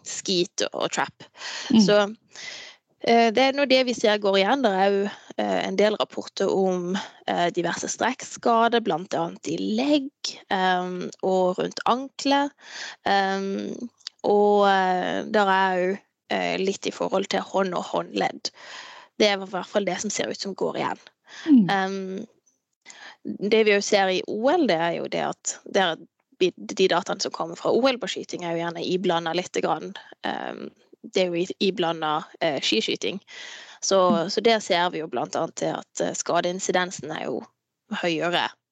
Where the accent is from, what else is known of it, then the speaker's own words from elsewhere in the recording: Farsund, Agder, Norway; also born or lived in Andenes; now in Tromsø, Norway; Jeg kommer jo opprinnelig fra, fra Farsund